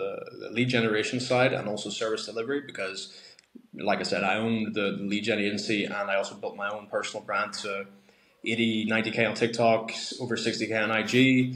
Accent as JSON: {"language": "English", "country": "Ireland", "tie": "born or raised there", "said": "growing up in Ireland, all the sports are tough"}